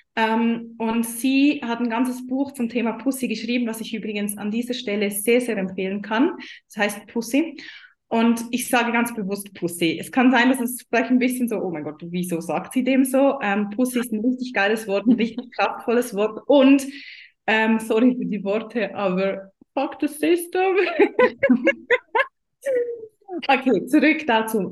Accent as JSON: {"language": "German", "country": "Switzerland", "said": "ich komme aus der Schweiz, ihr hört das wahrscheinlich schon"}